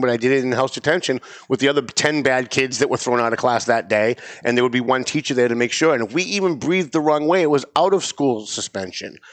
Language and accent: English; North Andover, Massachusetts, United States; It's Lawrence, it's Andover, it's North Andover, my hometown